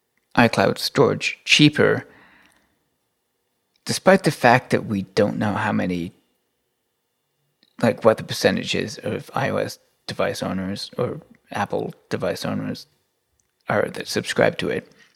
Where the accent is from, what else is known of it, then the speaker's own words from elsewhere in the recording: Canada; because I'm Canadian, so we should probably just nationalize every company.